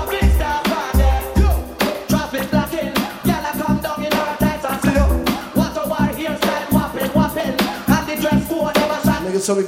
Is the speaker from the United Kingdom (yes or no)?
no; Jamaica; I'm really Jamaican